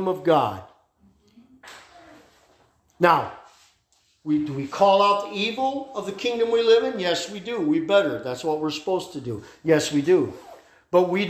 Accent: United States; as an American

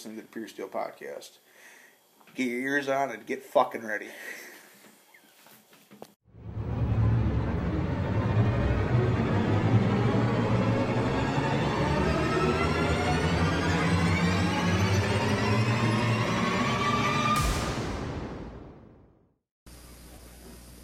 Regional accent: Wisconsin, United States; we're out of Wisconsin

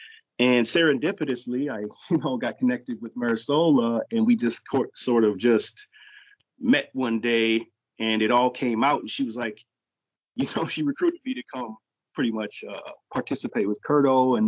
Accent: Fond du Lac, Minnesota, United States; in Anishinaabe Mawin or Ojibwe language, I said … I come from Fond du Lac. Fond du Lac is in Minnesota. It's a reservation community just north of the Twin Cities, a few hours, give or take.

